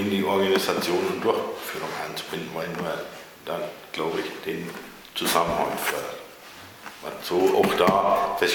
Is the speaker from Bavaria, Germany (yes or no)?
yes; Bavaria, Germany; now in Ahlbeck, Germany; wohne seit 1994 hier in Aalbeck, bin aus Bayern hier zugezogen mit Familie, vier erwachsene Kinder